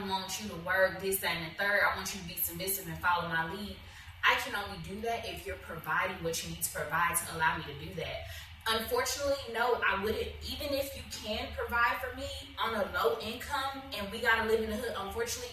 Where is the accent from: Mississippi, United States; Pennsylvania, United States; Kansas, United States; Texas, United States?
Texas, United States; Houston; I'm from Acres Home, but I wouldn't mind going moving back